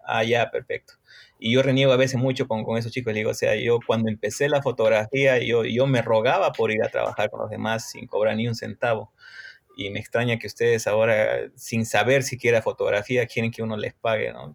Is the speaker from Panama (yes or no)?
no; Cochabamba, Bolivia; also born or lived in Brazil; en mi país no hay escuelas que te enseñen fotografía